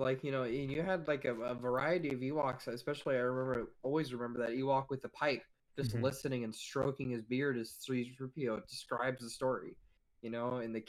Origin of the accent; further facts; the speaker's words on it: United States; because I'm an American